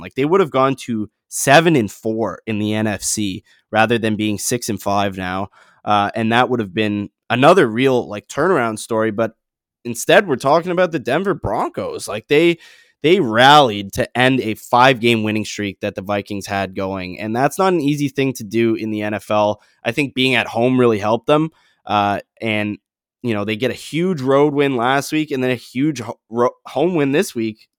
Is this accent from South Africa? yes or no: no; Canada; as a Canadian